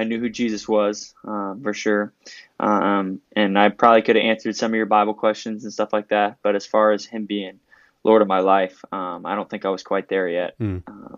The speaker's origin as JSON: {"language": "English", "town": "Houston", "region": "Texas", "country": "United States", "tie": "born or raised there", "moved": "as an adult", "lives_now": "Manhattan, Kansas, United States", "said": "I grew up in Houston, Texas"}